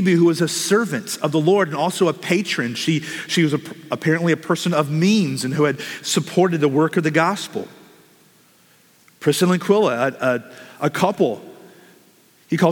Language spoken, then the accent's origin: English; United States; as American Christians